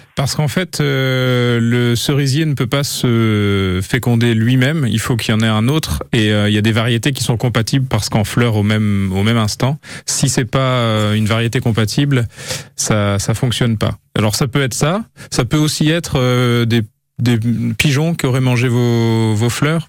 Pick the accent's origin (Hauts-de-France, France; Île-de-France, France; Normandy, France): Normandy, France; le kaki donne très très bien chez nous en Normandie